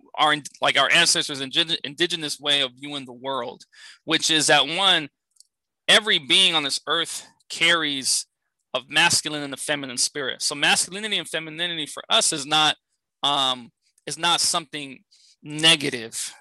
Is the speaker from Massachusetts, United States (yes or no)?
no; San Francisco, California, United States; I grew up in San Francisco, California